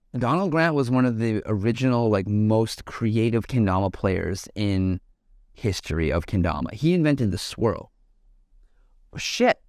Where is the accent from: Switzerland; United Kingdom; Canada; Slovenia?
Canada; Calgary, Alberta; moved away; also born or lived in Vancouver; I grew up in Calgary area and in Calgary and shit, and I, like, was a part of growing that scene from the get-go before I moved to Vancouver